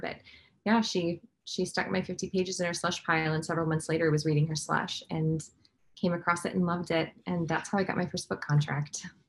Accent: Midwest, United States; I'm from the Midwest

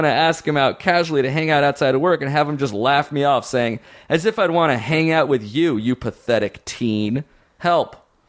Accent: Montreal, Quebec, Canada; I'm from Montreal, so we finish when we're 16.

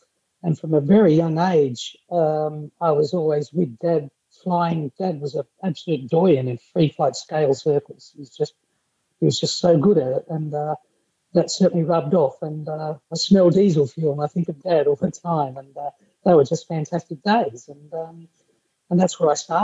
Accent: Sydney, New South Wales, Australia; I grew up in Sydney

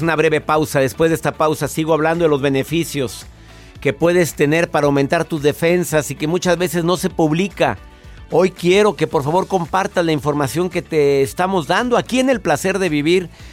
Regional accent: Mexico; mi país, mi México

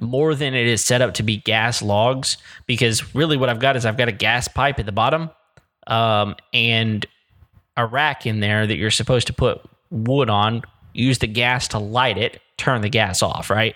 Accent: Texas Panhandle, United States; I grew up in the Panhandle

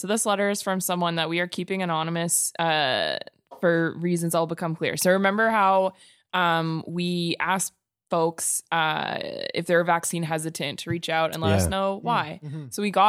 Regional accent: Alberta, Canada; Well, here I am. I will start off by saying, yes, I am from Alberta.

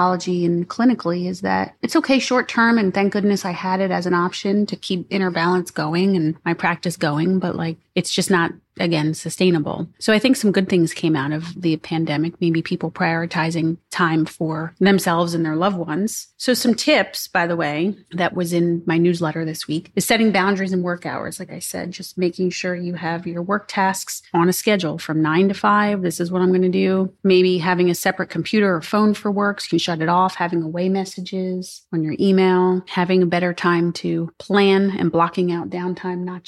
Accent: East Coast, United States; also born or lived in California; People could tell I was from the East Coast

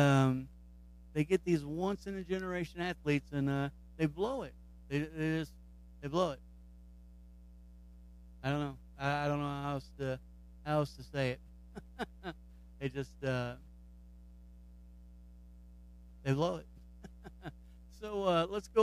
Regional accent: Kentucky, United States; So he's in my home state.

